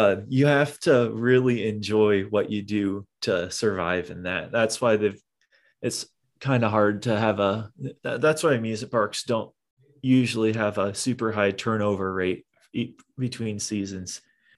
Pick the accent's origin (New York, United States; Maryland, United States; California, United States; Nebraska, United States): Nebraska, United States; Omaha; I grew up in Omaha